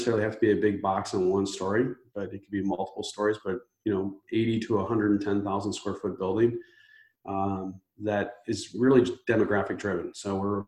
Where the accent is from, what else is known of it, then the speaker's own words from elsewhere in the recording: Chicago, Illinois, United States; also born or lived in Ohio; I'm from the Chicagoland area